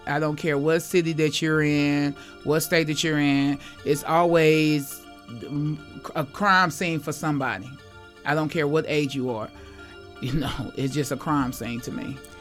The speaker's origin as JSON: {"language": "English", "town": "Kansas City", "region": "Missouri", "country": "United States", "tie": "born or raised there", "also_born_or_lived": "Maryland", "moved": "as an adult", "said": "I love Casey. This is my hometown"}